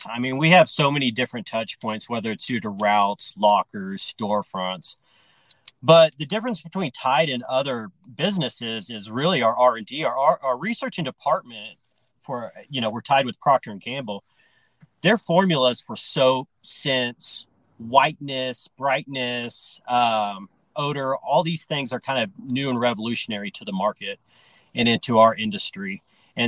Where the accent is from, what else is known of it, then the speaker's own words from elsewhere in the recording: Austin, Texas, United States; now in Denver, United States; I'm from Austin, Texas, and my family's been in the dry cleaning industry